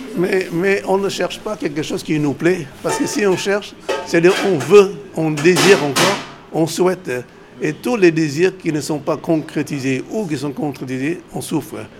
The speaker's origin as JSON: {"language": "French", "country": "Vietnam", "tie": "born or raised there", "also_born_or_lived": "Laos / Cambodia / China", "moved": "as an adult", "lives_now": "France", "said": "Non, je suis né au Vietnam. Je suis venu tardivement en France"}